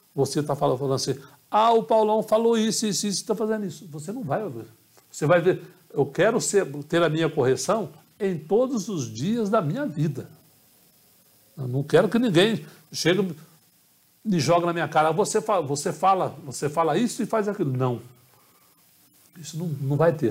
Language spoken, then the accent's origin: Portuguese; Carmo do Rio Claro, Minas Gerais, Brazil; moved away; also born or lived in Poços de Caldas; minha cidade, minha terra natal